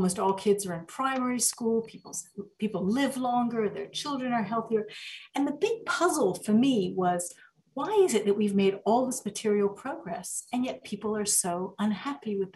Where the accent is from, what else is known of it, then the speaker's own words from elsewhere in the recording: the American South, United States; also born or lived in Egypt; I actually grew up in the American South.